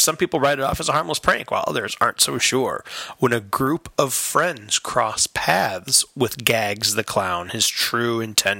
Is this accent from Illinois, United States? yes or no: yes; Chicago, Illinois, United States; Yeah, I'm from Chicago. We love Bozo, where I'm from.